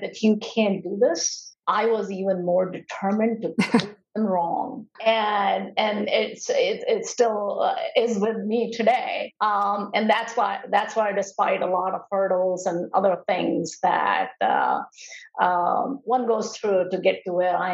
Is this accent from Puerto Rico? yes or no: no; India; moved away as an adult; now in United States; during the time I was growing up in India